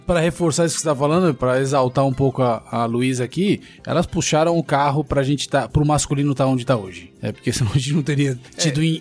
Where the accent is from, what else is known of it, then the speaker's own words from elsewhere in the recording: São José dos Campos, São Paulo, Brazil; sou de São José dos Campos, lá tinha um rugby é, bastante fervoroso ali nas, nas categorias de base